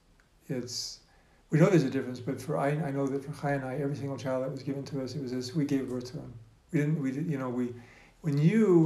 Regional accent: Alaska, United States; now in Safed, Israel; I grew up in Alaska

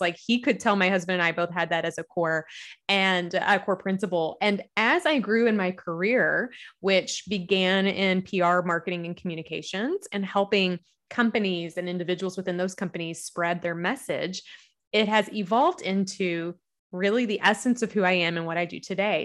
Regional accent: Kentucky, United States; accent: Southern; I am a Southern gal. You'll hear the accent. I'm from Kentucky

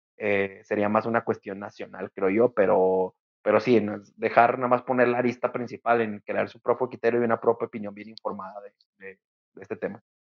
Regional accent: Mexico; como sociedad mexicana

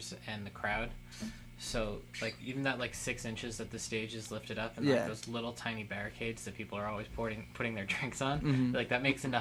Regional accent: White Plains, New York, United States; White Plains

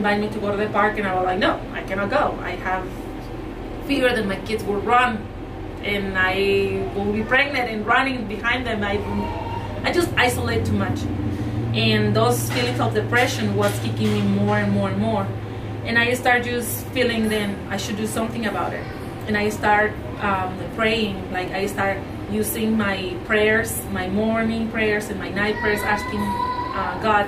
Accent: Chihuahua, Mexico; English is a second language; moved away as an adult; also born or lived in Arizona; now in St. George, United States; I was born and raised in Mexico. I'm from Chihuahua, Mexico.

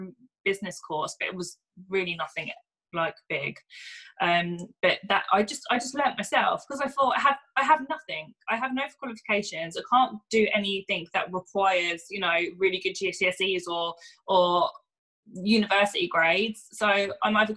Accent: Luton, East of England, United Kingdom; I grew up in Luton originally.

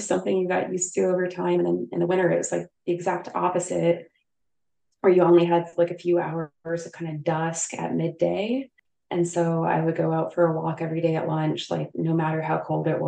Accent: Newburgh, Midwest, United States; moved away as an adult; also born or lived in Anchorage, Alaska; I did come back to Newburgh for a year after residency to work with a practice in my hometown

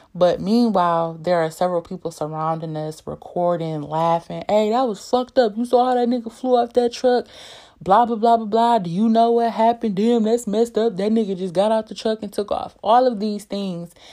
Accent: Detroit, Michigan, United States; I'm from Detroit, born and raised

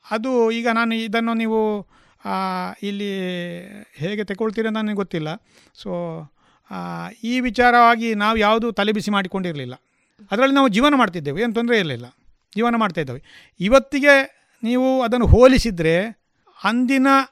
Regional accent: Puttur, Karnataka, India; also born or lived in Manila, Punacha village, Bantwal taluk; ನನ್ನ ಹುಟ್ಟಿದ ಸ್ಥಳ ಬಂಟ್ವಾಳ ತಾಲೂಕಿನ ಪುಣಚ ಗ್ರಾಮದ ಮಣಿಲ ಎಂಬಲ್ಲಿ ಬಾಲ್ಯ ಮತ್ತು ವಿದ್ಯಾಭ್ಯಾಸದ ಸ್ಥಳ ಪುತ್ತೂರು

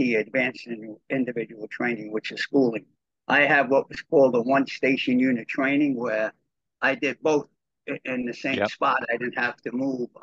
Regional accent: New York City, New York, United States; I was born and raised in Brooklyn, New York

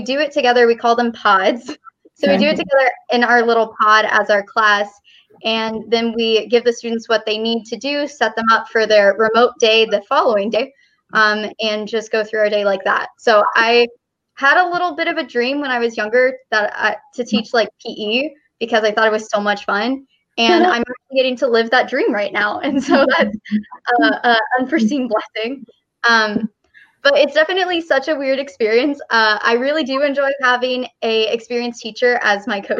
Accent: Texas, United States; moved away as an adult; now in Kansas, United States; I'm from Texas. I've lived in Texas all my life until now. And then God said, move to Kansas.

